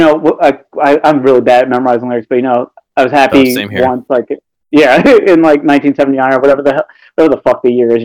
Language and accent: English; New York City, New York, United States; also born or lived in Brooklyn; now in Albany, United States; growing up in New York City, around a lot of black people